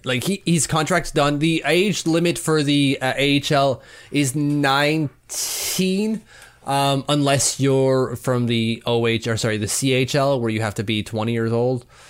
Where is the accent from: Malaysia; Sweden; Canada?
Canada; As a Canadian